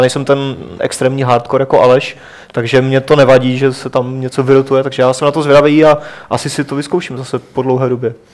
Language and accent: Czech; Moravia, Czechia; už mi to tak šlo prostě, že, že teda u nás na Moravě, jo